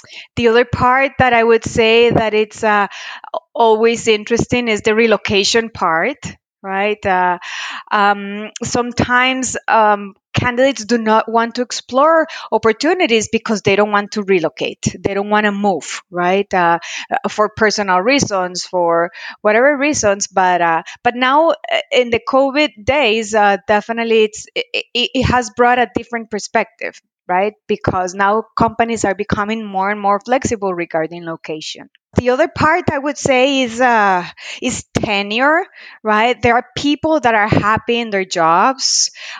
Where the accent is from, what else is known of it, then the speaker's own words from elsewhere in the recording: Costa Rica; now in Arizona, United States; I am a proud Latina, born and raised in Costa Rica. I currently reside in Arizona.